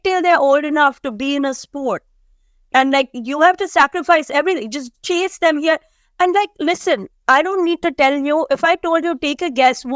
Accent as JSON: {"language": "English", "country": "India", "moved": "yes", "lives_now": "United States", "said": "we come from India where everybody has kids"}